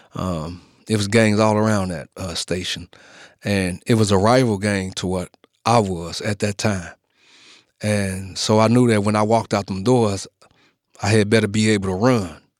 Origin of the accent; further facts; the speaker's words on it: Chicago, Illinois, United States; I was born and raised in Chicago